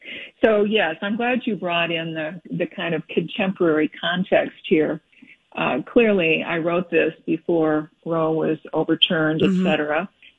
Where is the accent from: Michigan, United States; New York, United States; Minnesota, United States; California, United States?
Minnesota, United States; we're all Minnesota girls here.